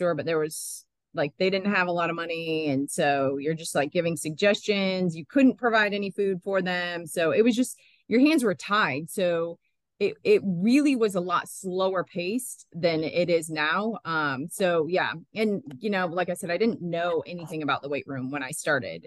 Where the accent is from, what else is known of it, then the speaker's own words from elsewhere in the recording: Michigan, United States; moved away as an adult; also born or lived in Illinois / Georgia / Boulder, Colorado; now in Knoxville, United States; originally I'm from Michigan